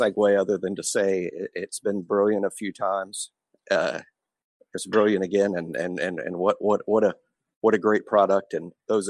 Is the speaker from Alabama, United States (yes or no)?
yes; Mobile, Alabama, United States; In my hometown, Mobile has not hosted many ranked teams.